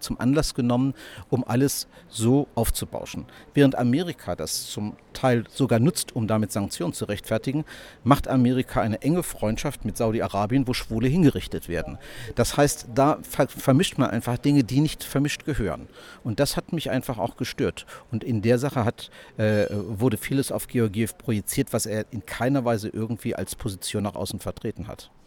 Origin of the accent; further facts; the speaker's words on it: Germany; in meiner Jugend in Deutschland im Gefängnis, in der Bundesrepublik Deutschland